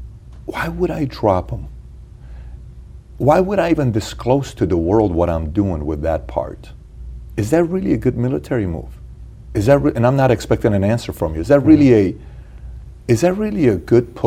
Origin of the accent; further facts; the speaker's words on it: Iran; moved away; me being born and raised in Iran